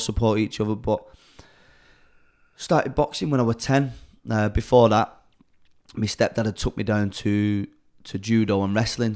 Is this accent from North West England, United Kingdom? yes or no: yes; Chorley, North West England, United Kingdom; Born and raised in Charlie, born in Charlie Hospital